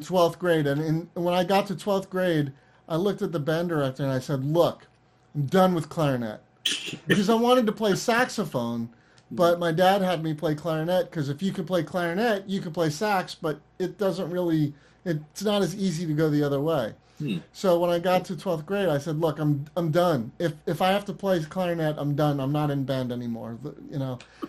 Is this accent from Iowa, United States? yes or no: no; Vero Beach, Florida, United States; also born or lived in Long Island, New York / Orlando, Florida / North Carolina; I was born on Long Island, and I lived there I was six, and then we moved down to Vero Beach, Florida